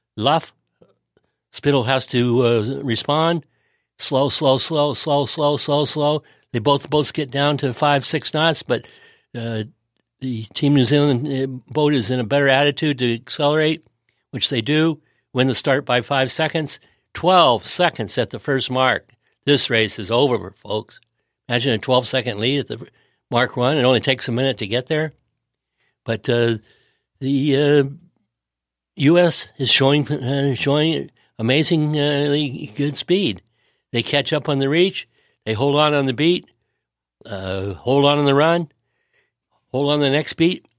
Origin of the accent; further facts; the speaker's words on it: United States; as an American